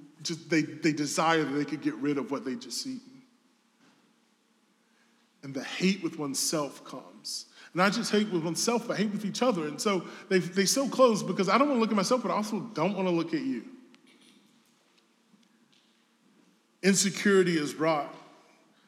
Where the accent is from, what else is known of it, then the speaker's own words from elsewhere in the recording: the South, United States; I'm from the South.